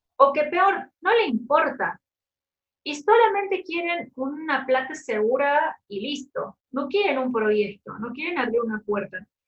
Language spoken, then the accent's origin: Spanish; Cochabamba, Bolivia; also born or lived in Córdoba, Argentina; yo soy de Cochabamba Cochabamba es el centro de Bolivia